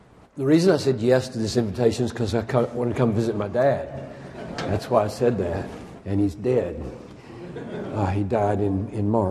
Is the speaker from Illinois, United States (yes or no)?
no; South Carolina, United States; now in Minnesota, United States; I'm from South Carolina